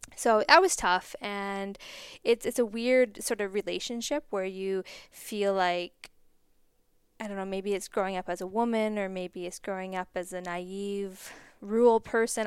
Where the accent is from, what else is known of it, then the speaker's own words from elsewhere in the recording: Cranbrook, British Columbia, Canada; I grew up just outside of Cranbrook